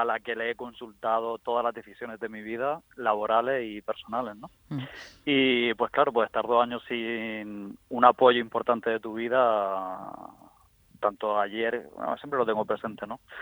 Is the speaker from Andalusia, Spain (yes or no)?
no; Guadalupe, Region of Murcia, Spain; estaba en la universidad, aquí en mi pueblo, en Guadalupe